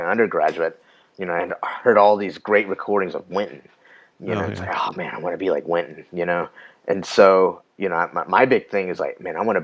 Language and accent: English; Austin, Texas, United States; I grew up on East Austin, you know, which was like the predominantly black part of town